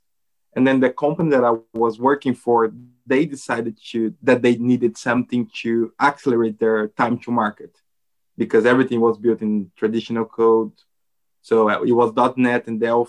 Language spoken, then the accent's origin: English; Brazil; also born or lived in Netherlands; now in Portugal; from Brazil. I'm currently living in Portugal.